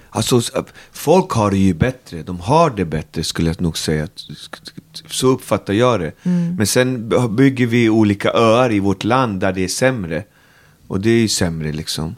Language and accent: Swedish; Botkyrka, Stockholm County, Sweden; Alby är min by i världen, där jag trivs och lever och är uppväxt